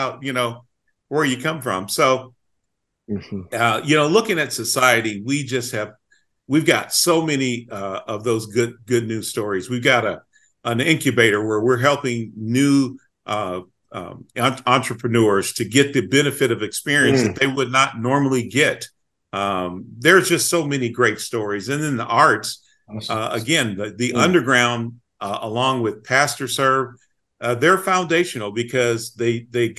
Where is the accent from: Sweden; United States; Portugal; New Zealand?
United States; Kansas City; I was raised in Kansas City as a Black man.